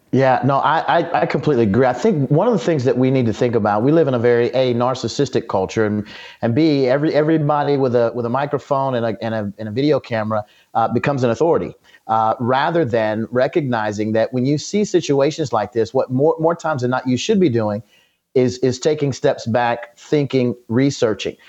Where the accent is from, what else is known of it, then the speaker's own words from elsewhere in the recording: United States; all of us as Americans, as American citizens